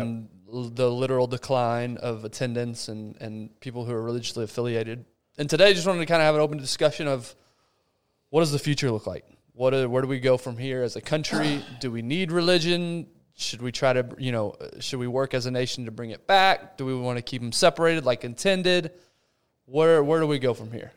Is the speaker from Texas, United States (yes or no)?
yes; Abilene, Texas, United States; moved away; my hometown, Abilene